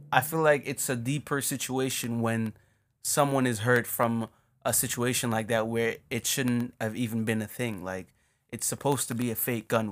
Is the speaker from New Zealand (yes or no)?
no; Jamaica; moved away; we're obviously from Jamaica